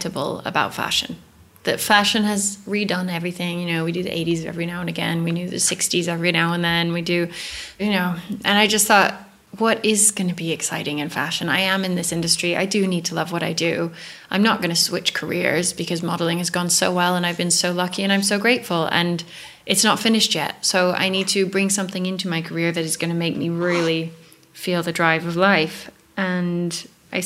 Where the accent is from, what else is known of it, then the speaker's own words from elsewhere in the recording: Santa Fe, New Mexico, United States; moved away; Santa Fe is pretty hippie. It's very, we moved there when I was 9